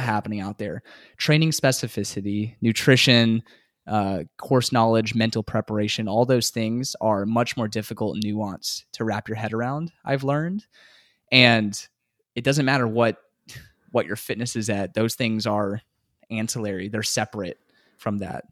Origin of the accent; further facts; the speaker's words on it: San Antonio, Texas, United States; also born or lived in Houston, Texas / Midland, Texas; I grew up here in San Antonio